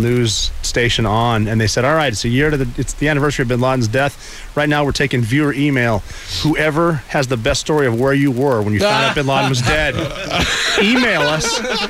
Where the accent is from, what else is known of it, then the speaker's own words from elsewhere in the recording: Butte, Montana, United States; moved away; he's from my hometown, Butte, Montana.